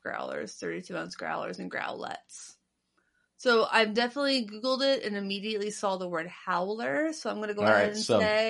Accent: Midwest, United States; I'm a Midwesterner

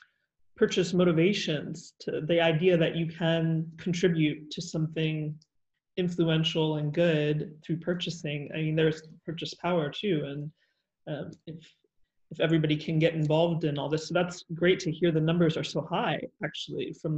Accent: Australia; So I would value as an Australian and somebody who's very dialed into media, just your thoughts on that.

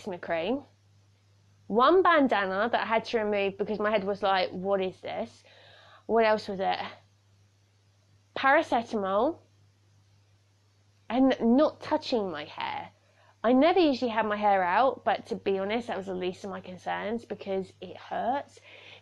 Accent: United Kingdom; I'm a Brit

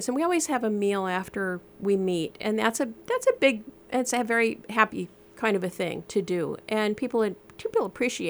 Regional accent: Park Rapids, Minnesota, United States; moved away as an adult; also born or lived in North Carolina; I was born and raised in Park Rapids

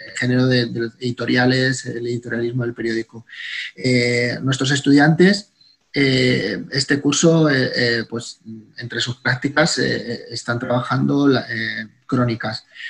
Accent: Madrid, Community of Madrid, Spain; ambos somos madrileños, somos de la misma generación

